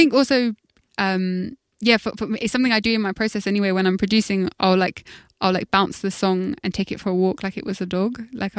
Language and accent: English; London, United Kingdom; I think when I grew up in South London, we didn't have a tube